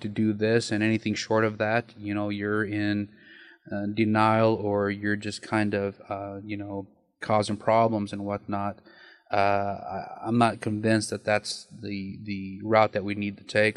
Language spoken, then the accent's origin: English; Nyssa, Oregon, United States; now in Kuna, United States; Born and raised in Nyssa, Oregon